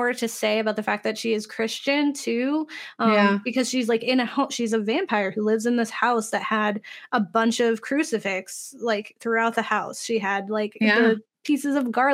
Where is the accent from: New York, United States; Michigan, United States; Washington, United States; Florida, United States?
Florida, United States; when I grew up in the South, in Florida, there we had this really small church that we attended